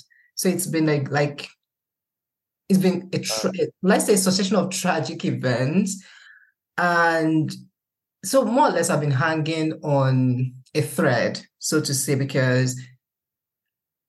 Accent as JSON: {"language": "English", "country": "Nigeria", "moved": "yes", "said": "living outside of the country as a Nigerian"}